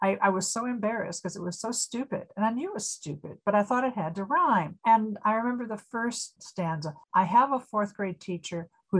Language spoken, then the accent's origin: English; Aurora, Illinois, United States; moved away as an adult; also born or lived in Iowa; Growing up in Aurora